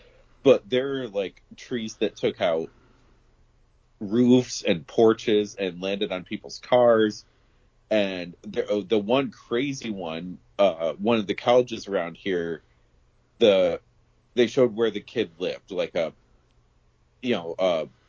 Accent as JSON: {"language": "English", "region": "New York", "country": "United States", "tie": "born or raised there", "said": "So my hometown, which is an hour and a half drive away from where I am now"}